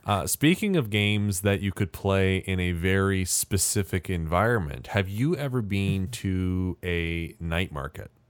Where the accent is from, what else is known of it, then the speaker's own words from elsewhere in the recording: Canada; as a Canadian